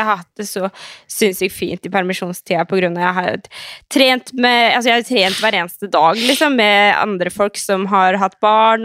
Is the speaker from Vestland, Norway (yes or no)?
no; Skien, Telemark, Norway; also born or lived in Oslo; jeg flytta hjem til Skien fra Oslo i juli